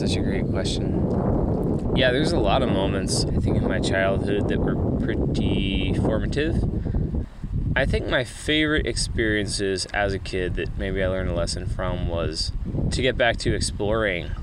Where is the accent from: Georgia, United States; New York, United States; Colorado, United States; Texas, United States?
Georgia, United States; Atlanta; moved away; I grew up in Atlanta, Georgia